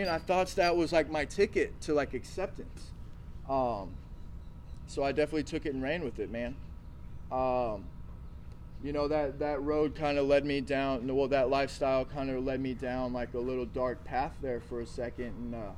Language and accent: English; the Bible Belt, United States; So like growing up in the Bible Belt era, like I was saying, like drinking and drugging, like it really wasn't a thing, right?